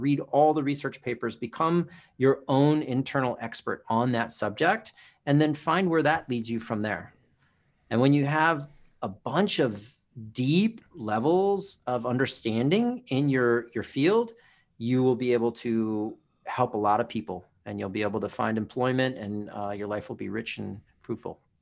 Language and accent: English; Oahu, Hawaii, United States; moved away; also born or lived in Southern California; I grew up on Oahu